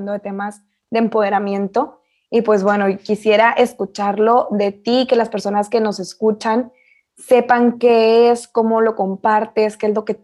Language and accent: Spanish; Camargo, Chihuahua, Mexico; yo soy de Camargo